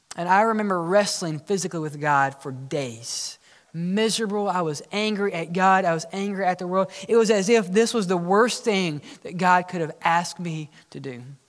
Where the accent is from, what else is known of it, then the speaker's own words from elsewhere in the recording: Oxford, Mississippi, United States; growing up in Oxford, Mississippi, when I was learning how to drive